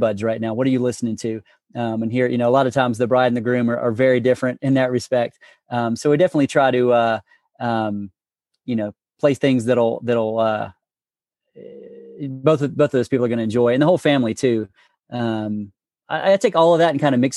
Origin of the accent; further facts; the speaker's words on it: China Grove, North Carolina, United States; also born or lived in Morganton, North Carolina / Texas; now in Hickory, United States; I grew up in China Grove. I was born in Morganton, that area. And then about, I guess, third grade or so, I moved to China Grove